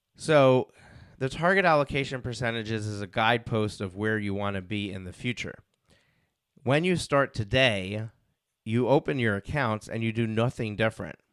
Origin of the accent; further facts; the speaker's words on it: New York, United States; I'm from New York